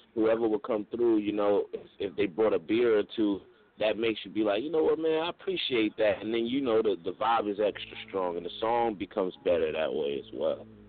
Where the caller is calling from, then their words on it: Augusta, Georgia, United States; I'm calling from Augusta, Georgia